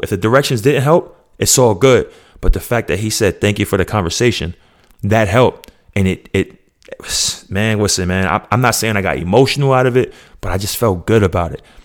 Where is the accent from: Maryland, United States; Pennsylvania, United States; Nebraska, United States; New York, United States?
New York, United States; now in Georgia, United States; I'm still from New York